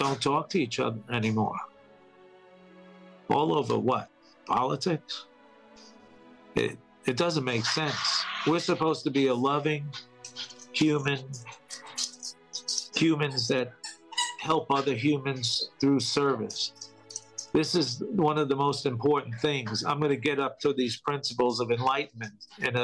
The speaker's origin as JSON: {"language": "English", "region": "New York", "country": "United States", "said": "I'm from New York, I had many friends working in those buildings"}